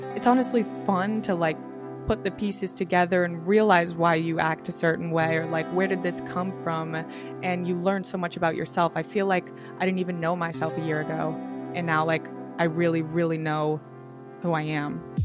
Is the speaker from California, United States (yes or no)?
no; Boston, Massachusetts, United States; I grew up in South Boston, which is like kind of a city, a little bit of a neighborhood area in Boston